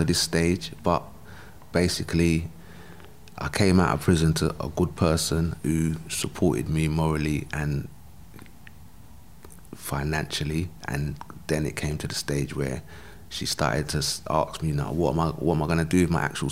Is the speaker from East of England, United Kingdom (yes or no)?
no; London, United Kingdom; I grew up in South London